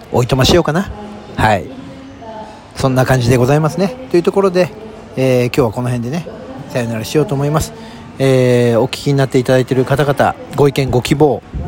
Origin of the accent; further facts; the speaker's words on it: southern Saitama Prefecture, Japan; 私の出身であります埼玉県南部